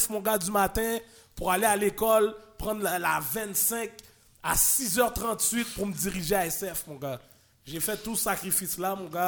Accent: Laval, Quebec, Canada; Laval. moi, je suis un de Laval.

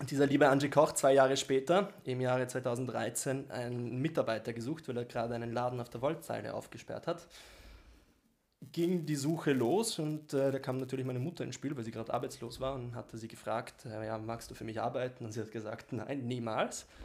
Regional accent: Ticino, Switzerland; Tessiner, ne? Ich bin aus dem Tessin.

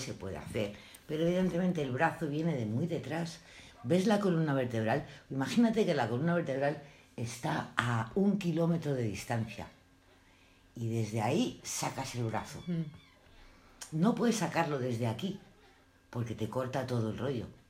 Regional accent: Madrid, Community of Madrid, Spain; Yo nací en Madrid y a los cinco años, seis años había una escuela adelante que era la de África Guzmán

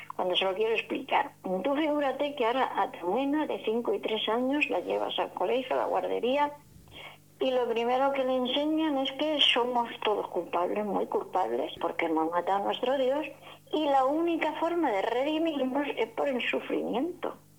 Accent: Jumilla, Region of Murcia, Spain; Yo mi pueblo, en Jumilla, mi pueblo natal

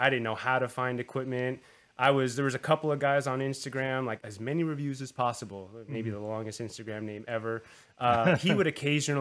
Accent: Southern California, United States; growing up in Southern California

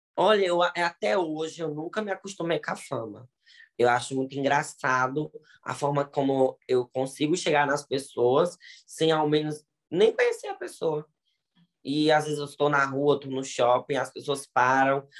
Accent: Ceará, Brazil; now in Bahia, Brazil; eu sou do Ceará, mas moro na Bahia, 25 anos

